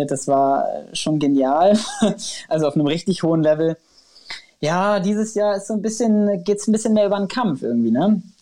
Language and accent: German; Kiel, Schleswig-Holstein, Germany; born there; Ich bin ja in Kiel geboren worden und dann äh, wird einem das so ein bisschen in die Wiege gelegt.